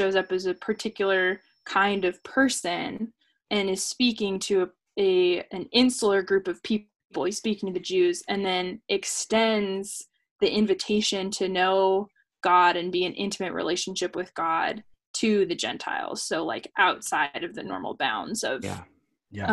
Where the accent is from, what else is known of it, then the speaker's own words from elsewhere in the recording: Seattle, Washington, United States; first language English; English will always be my first language. I will always have been born in Seattle.